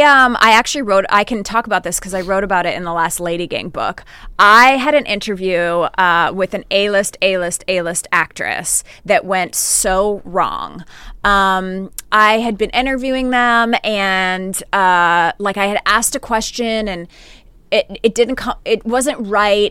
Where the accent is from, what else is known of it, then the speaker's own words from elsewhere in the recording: Northern Canada, Canada; I grew up in Northern Canada